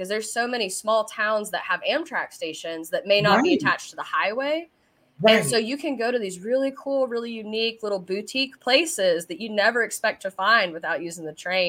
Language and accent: English; Versailles, Kentucky, United States; moved away; I came from Versailles, not Versailles, Versailles, Kentucky.